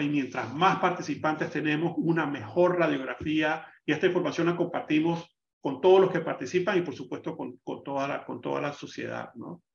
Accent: Panama

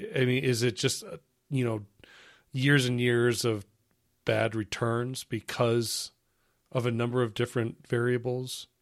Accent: United States; as an American

